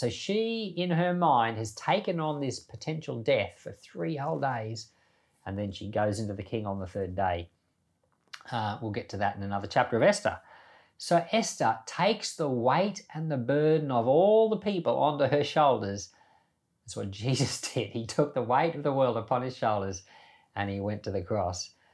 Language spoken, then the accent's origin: English; Australia; also born or lived in Papua New Guinea; I was born in Australia, grew up in Papua New Guinea and Australia